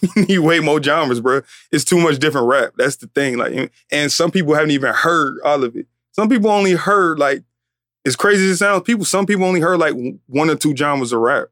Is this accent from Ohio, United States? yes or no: no; Atlanta, Georgia, United States; I'm from Atlanta